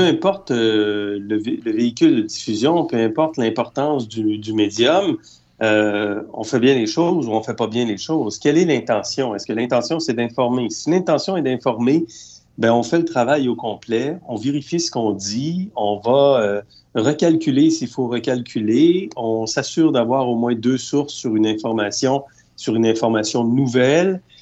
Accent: Eastern Townships, Quebec, Canada; je viens de la région des Cantons de l'Est parce que j'ai grandi dans cette région-là

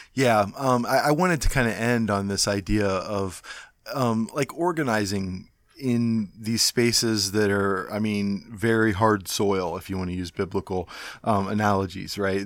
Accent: Cleveland, Ohio, United States; I'm from Cleveland

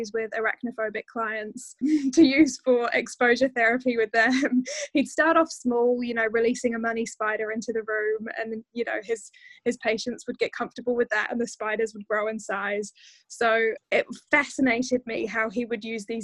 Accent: Dorchester, South West England, United Kingdom; I grew up in a town called Dorchester, which is the county town of a county called Dorset in the UK

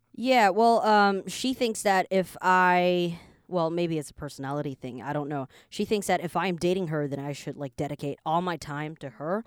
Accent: Canada; also born or lived in Taiwan; now in Taipei, Taiwan; I was born here, but I grew up in Canada, so I'm like Taiwanese slash Canadian, and I now live in Taiwan as well

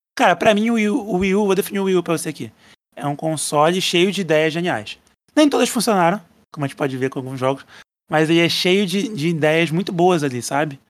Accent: Brazil; eu sou brasileiro

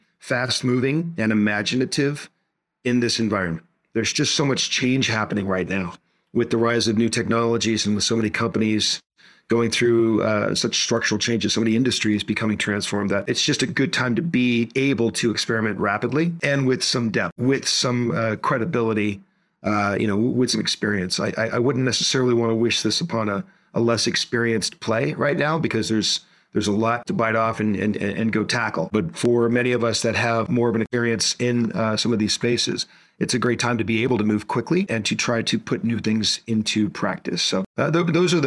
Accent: Hong Kong; also born or lived in Boston; now in Cincinnati, United States; I was born and raised in Asia. My hometown is Hong Kong.

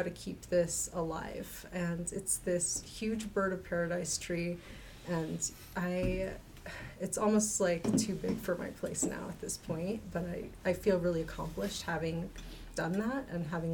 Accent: Alaska, United States; also born or lived in Two Grey Hills, New Mexico; now in Salt Lake City, United States; I grew up in Alaska mostly

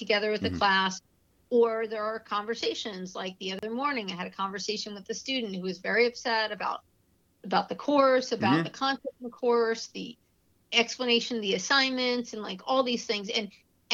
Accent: New York, United States; I'm from New York

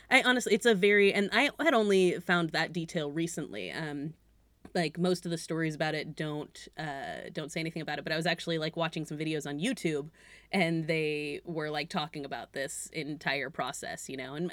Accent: New England, United States; But like I said, also I am from New England

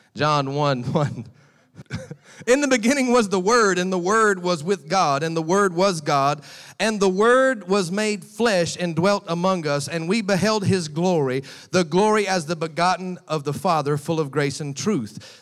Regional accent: United States; accent: American; moved away; my American voice

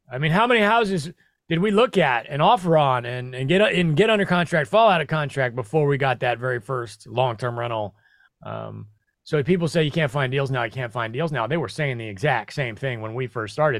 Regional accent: Midwest, United States; moved away as an adult; also born or lived in New York City; now in Tennessee, United States; I grew up in the Midwest

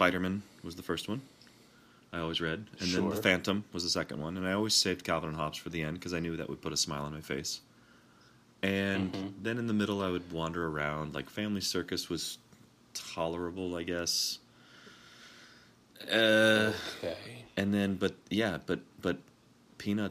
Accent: South Florida, United States; growing up poor like I did, I read my friend's comics. This mm-hmm. would be in South Florida

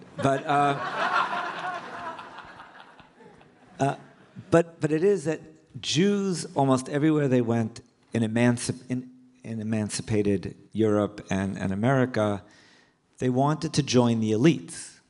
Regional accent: New York City, New York, United States; moved away as an adult; also born or lived in Manhattan / Riverdale; now in Atlanta, United States; I grew up in Brooklyn

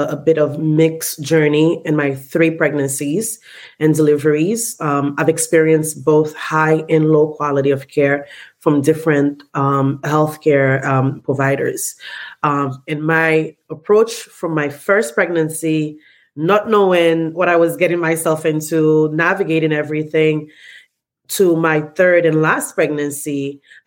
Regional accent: Haiti; moved away; I am originally from Haiti, born and raised.

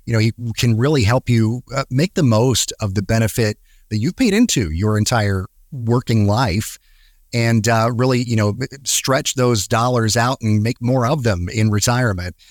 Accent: Atlanta, Georgia, United States; moved away; my hometown, my home place, Atlanta

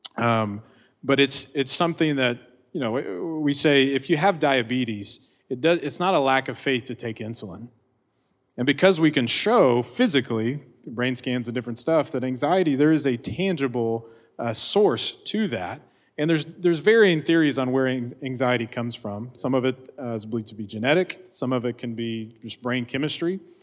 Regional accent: Oklahoma, United States; I grew up in Oklahoma.

